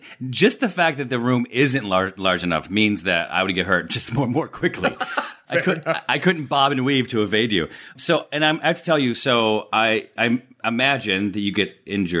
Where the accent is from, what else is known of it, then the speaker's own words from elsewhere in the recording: Syracuse, New York, United States; I am from Syracuse.